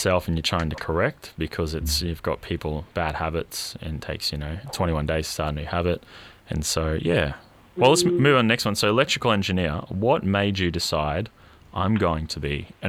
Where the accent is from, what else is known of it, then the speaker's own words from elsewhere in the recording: Hervey Bay, Queensland, Australia; I grew up in Hervey Bay, and being Indigenous Australian, my father's Anglo, and his great-grandfather migrated from Yorkshire.